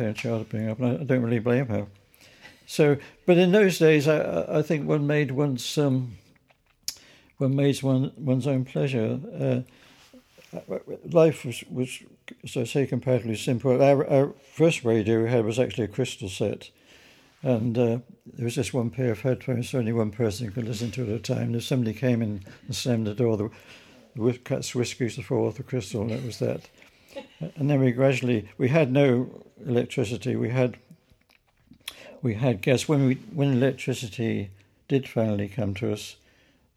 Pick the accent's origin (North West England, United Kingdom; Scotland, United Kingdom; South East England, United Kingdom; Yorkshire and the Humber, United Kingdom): South East England, United Kingdom; Newbury; also born or lived in Reading; now in London, United Kingdom; I was born in Newbury, Berkshire